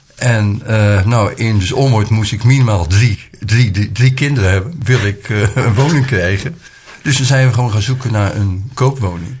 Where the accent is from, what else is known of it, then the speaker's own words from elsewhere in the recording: Rotterdam, South Holland, Netherlands; now in Nieuw-Lekkerland, Netherlands; Ik ben geboren in Rotterdam. Ook mijn jeugd heb ik in deze stad eh, doorgebracht.